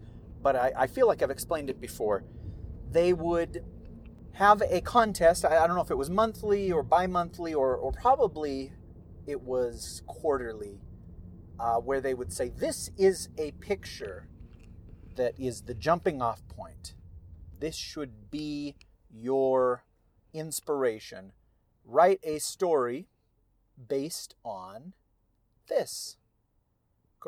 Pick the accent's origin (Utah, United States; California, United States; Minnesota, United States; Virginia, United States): California, United States; first language Spanish; English is a second language; when I was a little boy, like a toddler, living in California, she would take care of me, and Spanish was my first language.